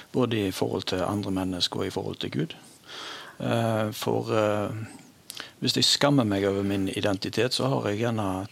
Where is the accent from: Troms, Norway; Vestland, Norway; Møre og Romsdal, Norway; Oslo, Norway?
Vestland, Norway; Stord; jeg er eh, født og oppvokst på Stord